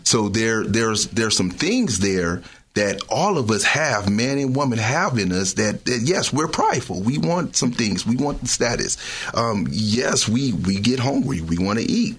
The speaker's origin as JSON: {"language": "English", "town": "Richmond", "country": "United States", "tie": "born or raised there", "also_born_or_lived": "New Orleans", "said": "Growing up in Richmond, struggling"}